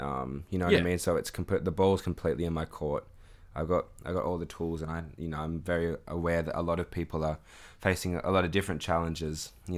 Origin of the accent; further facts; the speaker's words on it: Erina, New South Wales, Australia; also born or lived in Sydney; I was born in Randwick, in Sydney. Yeah, yeah, yeah. So, you know, all the young years that you don't remember was... I think I remember like one park in Sydney or something. but I lived in like kind of Narara area for a bit in my schooling. And then in year five, moved over to Erina